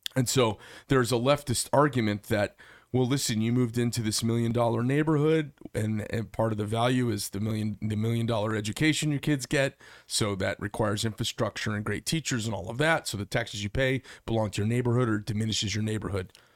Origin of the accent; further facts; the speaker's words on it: Paradise Valley, Arizona, United States; I grew up in Paradise Valley